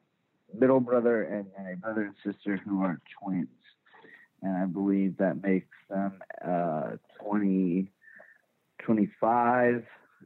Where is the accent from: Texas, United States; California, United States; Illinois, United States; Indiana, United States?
Texas, United States; Richardson; I was born and raised in Dallas, in like the first suburb north of the Dallas city limits called Richardson.